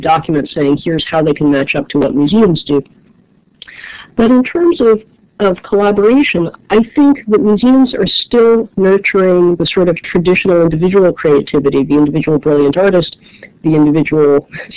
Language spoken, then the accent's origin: English; Cleveland Heights, Ohio, United States; now in Washington, D.C., United States; I grew up in Cleveland Heights, Ohio, just up the bluffs from University Circle